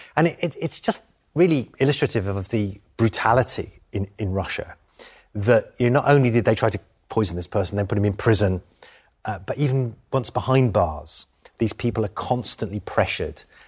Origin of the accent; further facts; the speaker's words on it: United Kingdom; I'm British.